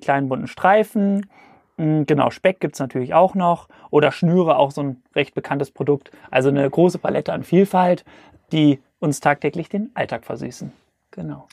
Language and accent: German; Cologne, North Rhine-Westphalia, Germany; also born or lived in Hamburg; Ich komme aus Köln